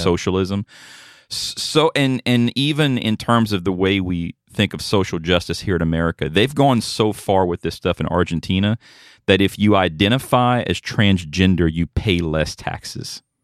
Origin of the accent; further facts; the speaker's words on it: South Louisiana, United States; moved away; also born or lived in Dallas-Fort Worth, Texas; we're originally from South Louisiana